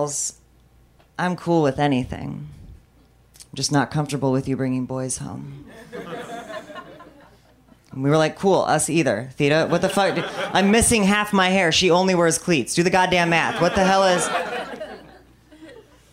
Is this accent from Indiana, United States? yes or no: no; Bartonville, Illinois, United States; moved away; my hometown of Bartonville, Illinois